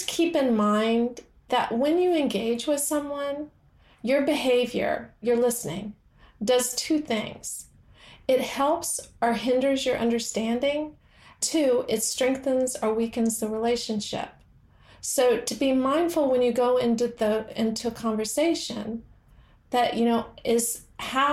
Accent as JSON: {"language": "English", "region": "the American South", "country": "United States", "said": "I'm from the American South"}